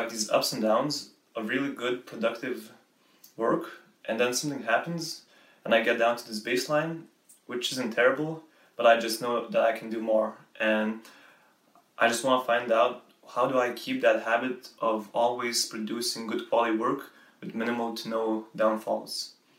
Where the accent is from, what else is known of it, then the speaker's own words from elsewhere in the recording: Lithuania; English is a second language; from Lithuania, and I'm currently studying physiotherapy.